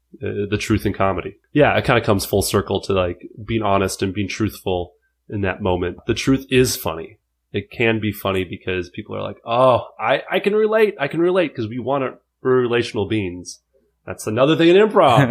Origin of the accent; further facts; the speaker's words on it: Fridley, Minnesota, United States; I'm from Minneapolis, uh, technically Fridley, Minnesota, five five four three two